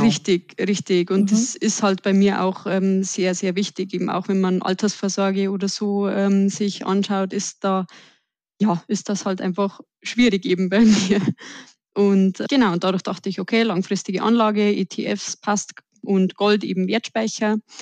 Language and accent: German; Upper Bavaria, Germany; accent: Bavarian; ich komme aus dem tiefsten Oberbayern also seht es mir auch nach, wenn ich manchmal etwas ins Bayerische abrutsche